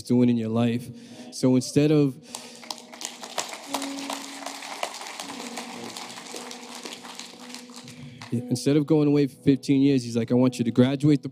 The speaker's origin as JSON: {"language": "English", "town": "Peabody", "region": "Massachusetts", "country": "United States", "said": "I'm from the North Shore. I'm from Peabody. And so growing up, you know, I just had my mother"}